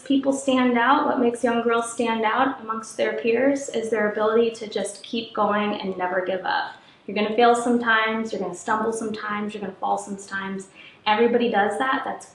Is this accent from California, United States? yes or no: no; Ohio, United States; I grew up in Ohio, I'm its biggest fan